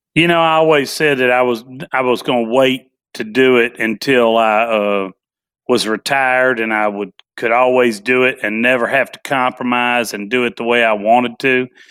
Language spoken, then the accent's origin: English; Nashville, Tennessee, United States; born and raised in Nashville, Tennessee